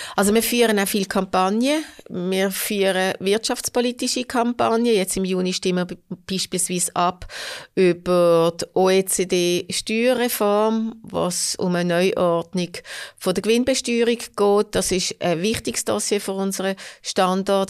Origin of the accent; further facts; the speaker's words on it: Hofstetten, Solothurn, Switzerland; Ich bin in Hofstetten aufgewachsen. Das ist also äh, ländlich. Äh, ländlich, ja, Kanton Solothurn, trotzdem Basel noch.